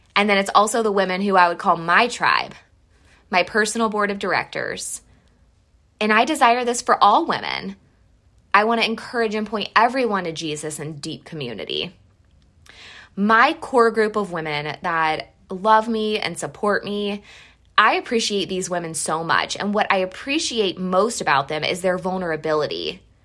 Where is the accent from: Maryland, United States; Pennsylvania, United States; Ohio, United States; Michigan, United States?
Ohio, United States; Mansfield; moved away; We are originally from Mansfield, Ohio.